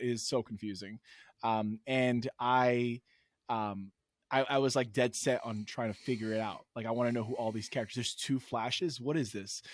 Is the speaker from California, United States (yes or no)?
no; New York City, New York, United States; I lived, I grew up in New York City